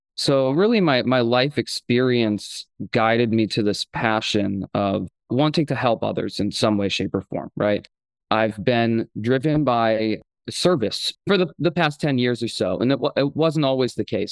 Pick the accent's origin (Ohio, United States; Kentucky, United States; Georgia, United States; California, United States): Ohio, United States; Akron; I grew up in Akron, Ohio